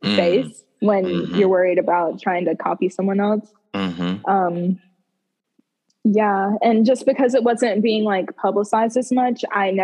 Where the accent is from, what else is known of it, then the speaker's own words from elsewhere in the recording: the South, United States; growing up in the South